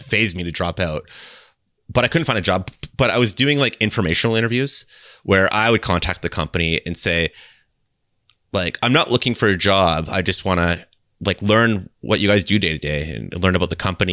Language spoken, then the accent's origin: English; Kitchener, Ontario, Canada; I'm from, um, Ontario, Canada, and I'm from a city called Kitchener